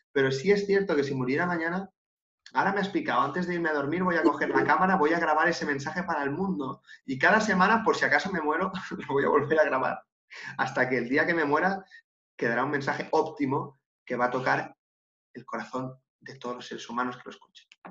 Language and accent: Spanish; Catalonia, Spain; Yo soy de Cataluña